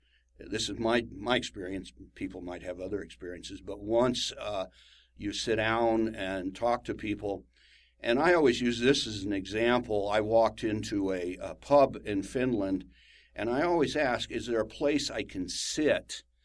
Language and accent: English; United States; I'm an American